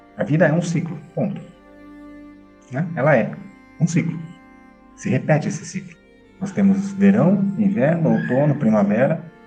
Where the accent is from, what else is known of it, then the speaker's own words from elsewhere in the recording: Brazil; Eu sou brasileiro. Eu sou filho. Eu sou pai